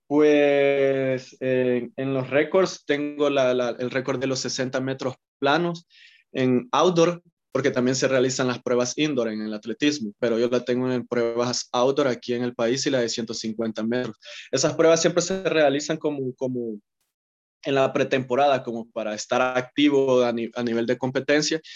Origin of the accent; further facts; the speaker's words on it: El Salvador; como todo salvadoreño que le gusta practicar fútbol